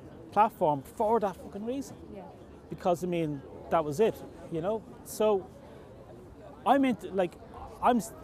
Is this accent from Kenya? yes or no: no; Dublin, Leinster, Ireland; I'm from Edenmore, Dublin